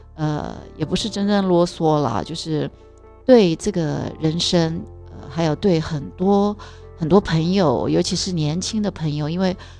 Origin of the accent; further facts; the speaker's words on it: Taiwan; 我们台湾人的教育，我自己的教育背景也是